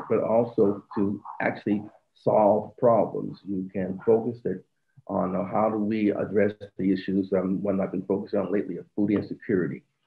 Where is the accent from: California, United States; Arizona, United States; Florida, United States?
Arizona, United States; Phoenix; the inner city where I'm from. I was born in Phoenix, Arizona